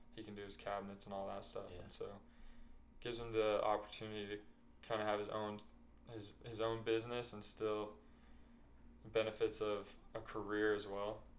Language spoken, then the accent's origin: English; Bluffdale, Utah, United States; also born or lived in West Jordan, Utah; now in St. George, United States; my family moved to Bluffdale